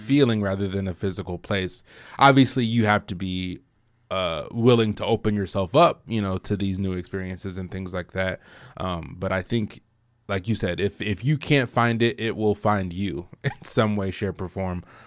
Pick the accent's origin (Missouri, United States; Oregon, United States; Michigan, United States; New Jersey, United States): Michigan, United States; moved away as an adult; I am from Michigan originally